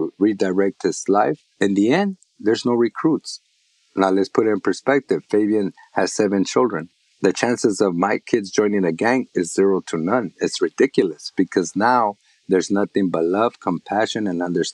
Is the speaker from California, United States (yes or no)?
yes; Los Angeles, California, United States; growing up in East Los Angeles, Boyle Heights